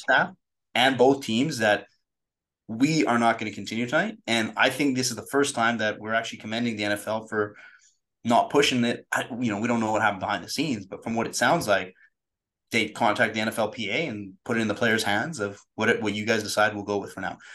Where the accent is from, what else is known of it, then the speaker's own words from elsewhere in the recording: Canada; growing up in Canada